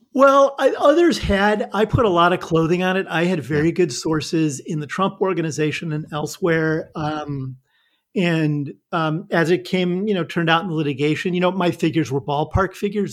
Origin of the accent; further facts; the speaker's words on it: Northern Illinois, United States; moved away as an adult; also born or lived in New York; I'm a, a Midwestern boy. I grew up in Northern Illinois